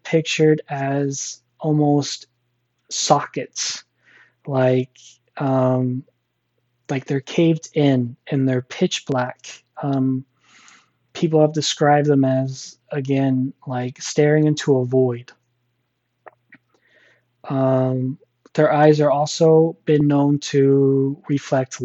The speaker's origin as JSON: {"language": "English", "region": "Missouri", "country": "United States", "said": "I'm from Missouri"}